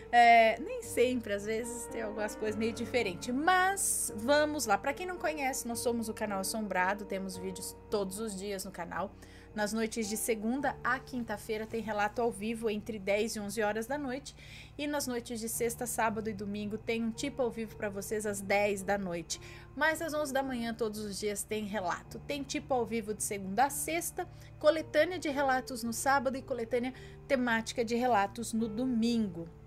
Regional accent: Rio de Janeiro, Brazil; Bom, tenho 25 anos, sou do Rio de Janeiro

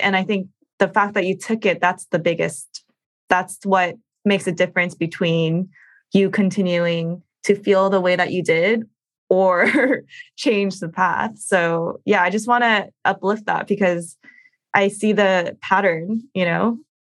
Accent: United States; as Asian American women

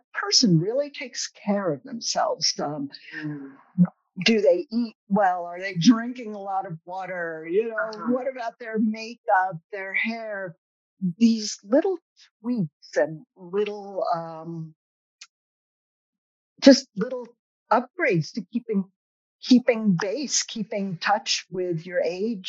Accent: the Berkshires, Massachusetts, United States; I'm from the Berkshires

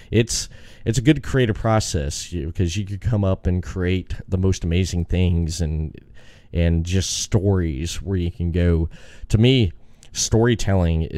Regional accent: Daytona Beach, Florida, United States; we're all from Florida

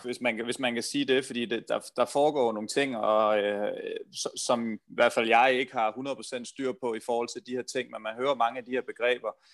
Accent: Denmark

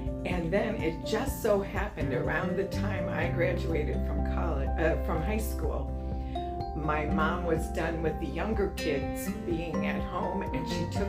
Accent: Belleville, Illinois, United States; I grew up in Belleville, Illinois, which is right across the Mississippi River from St. Louis, in a small town

